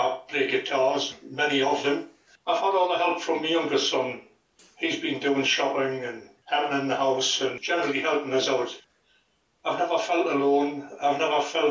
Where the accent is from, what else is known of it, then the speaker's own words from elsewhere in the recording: Newcastle upon Tyne, North East England, United Kingdom; also born or lived in Bo'ness, West Lothian, Scotland; When we moved from Berwick down to Newcastle, that was because of my dad's job